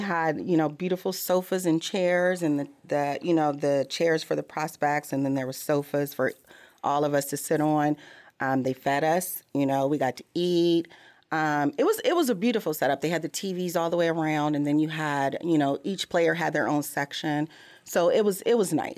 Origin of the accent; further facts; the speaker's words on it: Missouri, United States; I'm from Missouri